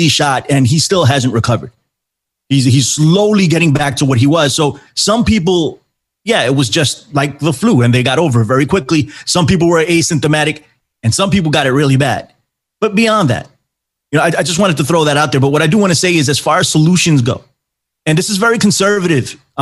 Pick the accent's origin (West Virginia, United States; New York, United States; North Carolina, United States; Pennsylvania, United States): New York, United States; New York City; I'm from New York, too. I'm in the Bronx.